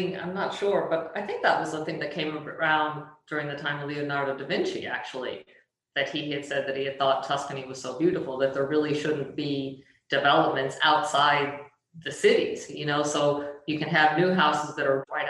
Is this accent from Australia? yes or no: yes; Australia; I am Australian with Italian heritage.